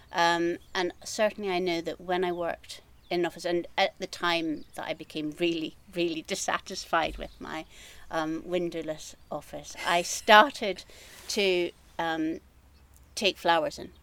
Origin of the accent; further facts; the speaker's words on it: just outside Edinburgh, Scotland, United Kingdom; moved away as an adult; also born or lived in Glasgow; now in Trossachs, United Kingdom; I am Scottish. I mm-hmm. grew up on the east coast, uh, just outside Edinburgh